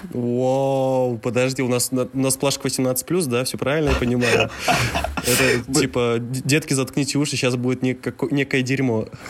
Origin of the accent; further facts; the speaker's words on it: Mezhdurechensk, Kemerovo Oblast, Russia; я родился в Междуреченске, это тот самый маленький городок в Сибири, в Южной Сибири, да. Я там родился и вырос